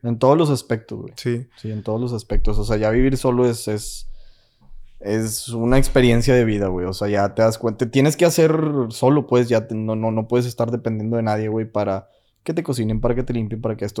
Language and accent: Spanish; Mexico; moved away as an adult; now in United States; que soy latino, güey, que soy mexicano